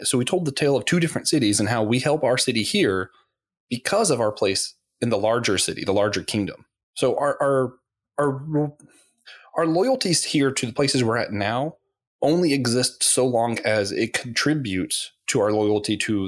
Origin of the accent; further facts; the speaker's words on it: Florida, United States; it might be because I grew up in Florida.